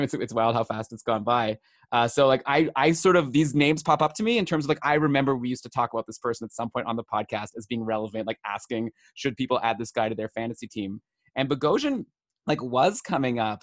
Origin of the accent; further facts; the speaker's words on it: Ottawa, Ontario, Canada; I grew up in Ottawa, just like Brian, my co-host